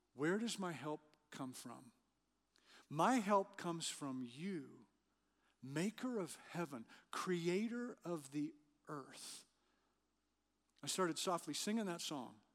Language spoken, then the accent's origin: English; Western Canada, Canada; moved away; I grew up in Western Canada.